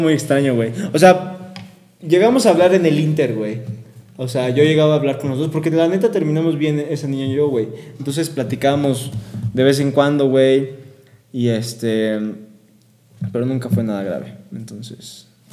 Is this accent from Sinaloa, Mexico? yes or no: no; León, Guanajuato, Mexico; moved away as an adult; now in Querétaro, Mexico; Soy de León